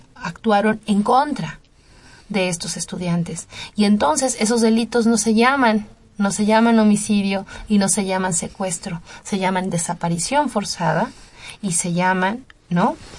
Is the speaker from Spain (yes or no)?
no; Mexico; nuestra vulnerabilidad como ciudadanos mexicanos